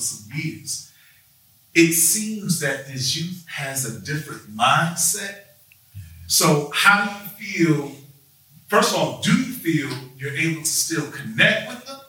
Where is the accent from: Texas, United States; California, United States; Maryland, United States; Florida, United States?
Florida, United States; Gainesville; From the South, Florida. Gainesville